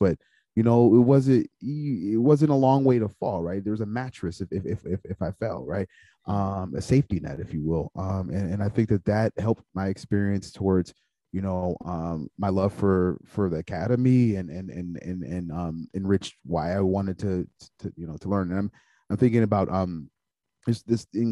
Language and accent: English; Waukegan, Illinois, United States; I grew up in Waukegan, the Waukegan area.